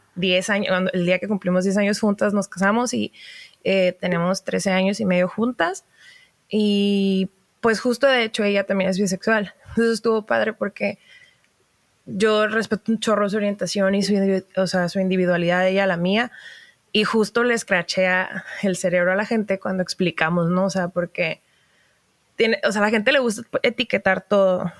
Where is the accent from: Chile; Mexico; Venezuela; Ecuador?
Mexico; Baja California; also born or lived in Mexico City; soy norteña